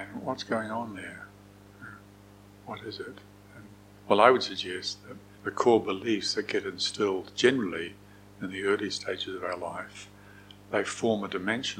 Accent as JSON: {"language": "English", "country": "New Zealand", "said": "I'm a New Zealander"}